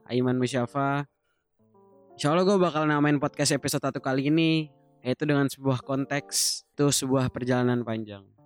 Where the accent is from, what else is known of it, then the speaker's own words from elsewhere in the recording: Bekasi, West Java, Indonesia; also born or lived in Jakarta; now in Turkey; gue lahir di Jakarta, besar di Bekasi, tapi kampung di Jogja. Lucunya gue nggak bisa bahasa Jawa.